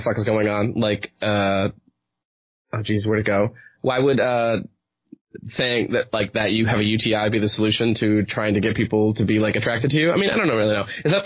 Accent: New Hampshire, United States; I'm from New Hampshire

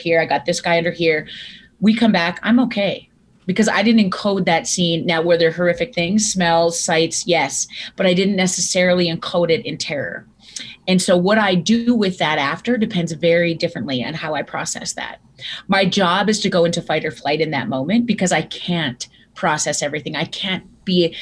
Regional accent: Viking, Alberta, Canada; I grew up in Viking, Alberta, Canada, home of the Seven Sutter brothers

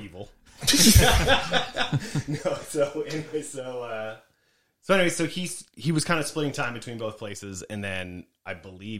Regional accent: California, United States; moved away as an adult; now in Tulsa, United States; I was born in Tulsa, but I grew up in California.

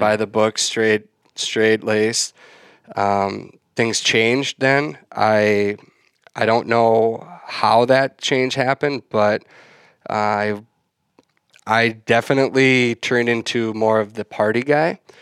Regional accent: west of the Twin Cities Metro, Minnesota, United States; I grew up in West, just west of the, uh, Twin Cities Metro.

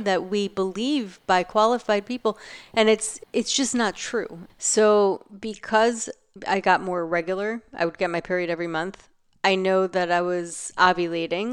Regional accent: New York, United States; living in New York, growing up in New York

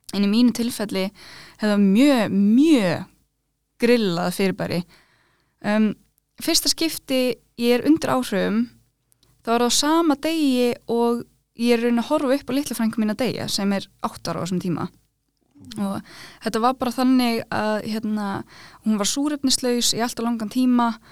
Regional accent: Iceland; also born or lived in Norway (uncertain, garbled birthplace); ég fættist í Nóri

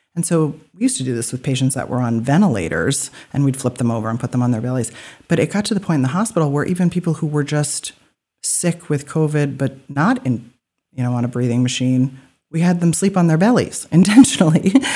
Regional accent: Alfred, Maine, United States; also born or lived in Portland, Maine; I was born in Alfred, so I lived there and left for training and then came back.

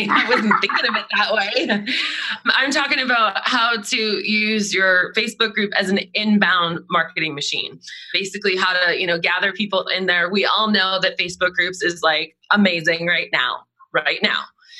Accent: Boston, Massachusetts, United States; moved away; I grew up in Boston, so I'm excited to go back there.

